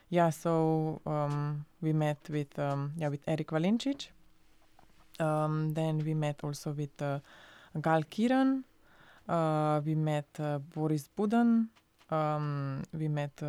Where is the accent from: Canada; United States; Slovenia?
Slovenia; uh, and I'm so I'm from Slovenia, and I was uh, li- living at Berlin at the time